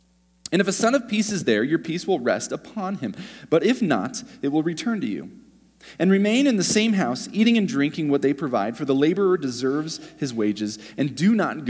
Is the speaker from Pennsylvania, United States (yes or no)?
no; Utah, United States; born there; I'm right here, I was born in Utah, I moved to Utah, and this is where I'm staying